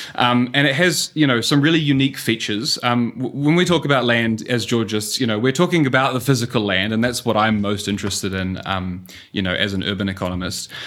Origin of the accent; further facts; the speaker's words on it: New Zealand; accent: New Zealand; moved away as an adult; also born or lived in Singapore; as you can tell from the accent, um, I'm a New Zealander.